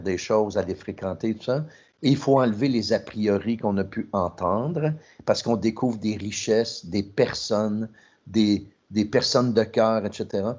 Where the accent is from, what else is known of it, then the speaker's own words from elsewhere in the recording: Trois-Rivières, Quebec, Canada; je viens de Trois-Rivières, c'était 99,9 blanc francophone